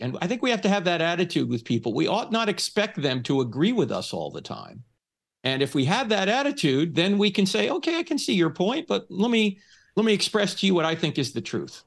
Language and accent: English; New Jersey, United States; moved away; I'm originally from New Jersey